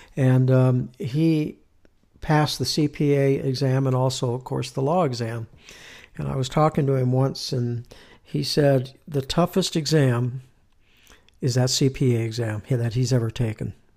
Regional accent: Southern California, United States; moved away as an adult; now in Utah, United States; I'm from California, born and raised mm-hmm. there, uh, Southern California

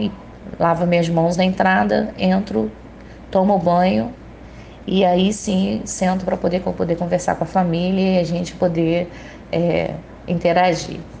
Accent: Itaguaí, Rio de Janeiro, Brazil; eu sou de Itaguaí, Rio de Janeiro

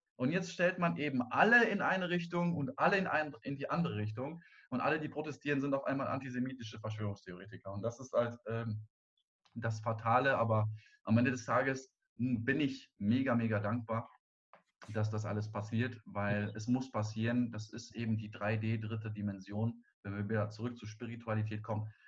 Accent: Germany; also born or lived in Cologne; Wir als Deutsche

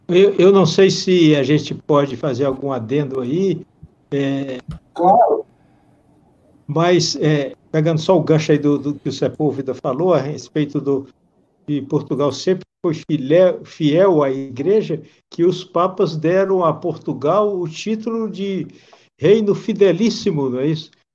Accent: Brazil; como brasileiro e de origem portuguesa que eu sou

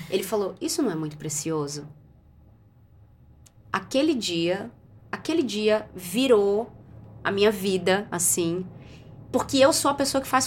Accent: Barbacena, Minas Gerais, Brazil; Quando eu era criança pequena lá em Barbacena, eu ficava muito brava porque as pessoas me procuravam no trabalho só para me dar problema.

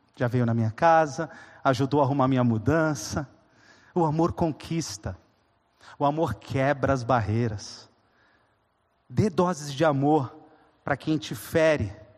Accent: coastal southeastern Brazil, Brazil; Eu sou caiçara

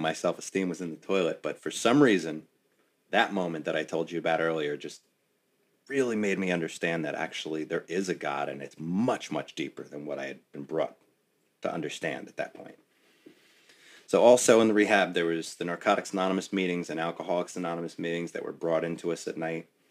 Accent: West Orange, New Jersey, United States; my hometown, no less, in West Orange

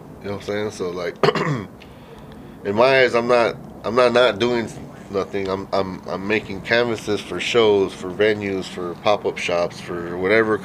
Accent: Rialto, California, United States; also born or lived in San Bernardino, California; I grew up in Rialto, California

